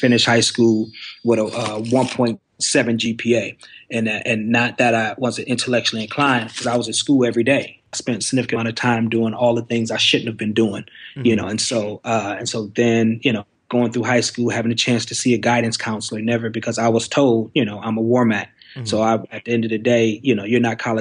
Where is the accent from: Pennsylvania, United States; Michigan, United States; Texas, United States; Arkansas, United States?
Michigan, United States; Detroit; moved away as an adult; also born or lived in Cleveland, Mississippi; now in Missouri, United States; I'm born and raised in Detroit, Michigan